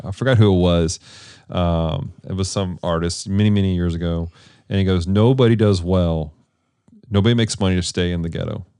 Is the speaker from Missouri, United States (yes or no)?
yes; Missouri and Texas, United States; moved away; I grew up in, in the Midwest, up in Missouri and Texas